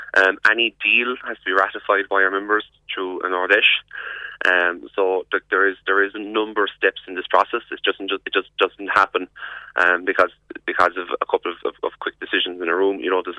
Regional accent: Youghal, Munster, Ireland; Yall as well, which is my hometown

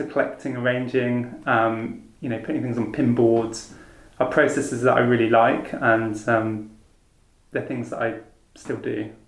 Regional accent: Falmouth, South West England, United Kingdom; growing up in Falmouth, I was lucky enough to have a really good art school

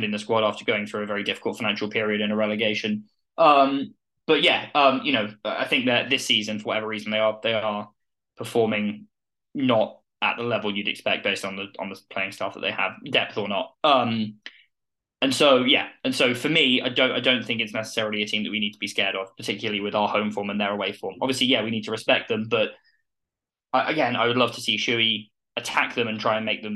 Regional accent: Plymouth, South West England, United Kingdom; My roots are in the Derby area, although I was born in Plymouth.

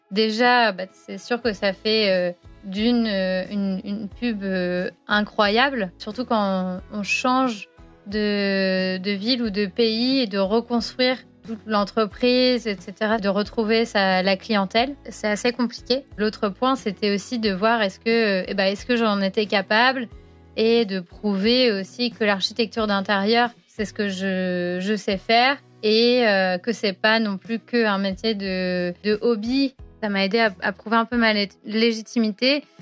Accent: France; accent: French; now in London, United Kingdom; Alors, les Français reconnaissent que je suis française dans mon accent. Mais souvent, les Anglais me demandent si je suis allemande ou si je suis suisse

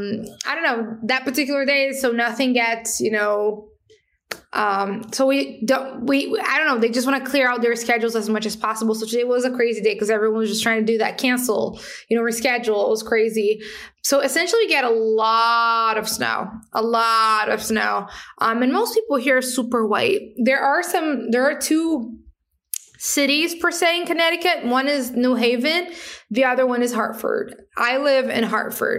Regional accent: Paraty, Rio de Janeiro, Brazil; English is a second language; moved away; I was born in Brazil, born in a favela or a slum, right, which is a really complex space. Then I grew up in a traditional community, which helped me to connect with lots of truly amazing people. It's called Parati

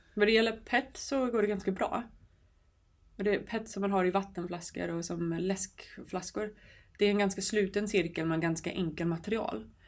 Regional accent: New York, United States; now in Sweden; Jag kommer från New York och växte upp på en ö utanför New York City där det fanns väldigt fina stränder.

